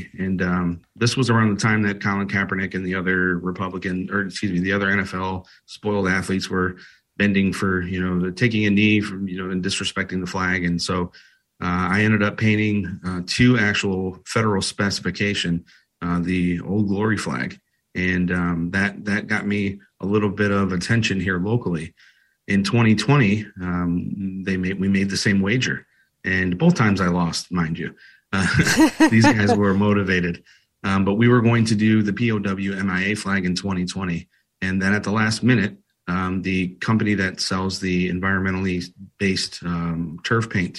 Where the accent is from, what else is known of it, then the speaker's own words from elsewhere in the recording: Toledo, Ohio, United States; So I grew up in Toledo, Ohio, and I went to a famous high school, Calvin and Woodward High School